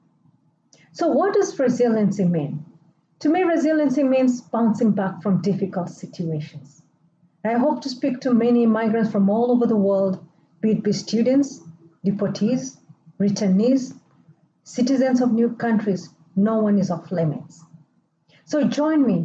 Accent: Kenya; moved away; I still do call my home country, Kenya, back home.

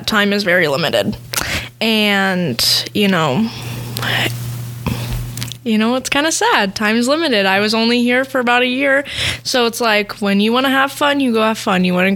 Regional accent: near Stillwater, Oklahoma, United States; now in Berthold, United States; I was born and raised in Oklahoma

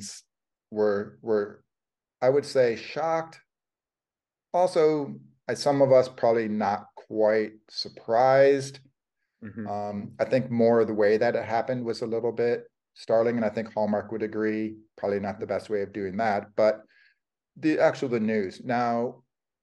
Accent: Detroit, Michigan, United States; I come from Detroit

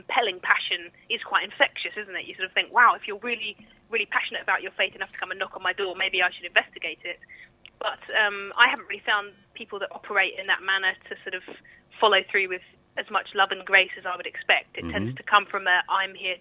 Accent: Kent, South East England, United Kingdom; I'm from Kent

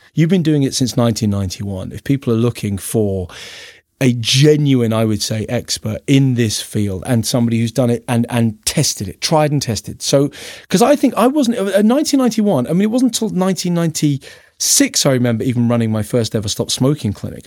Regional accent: London, United Kingdom; accent: Cockney; moved away; I'm from Peckham, South East London

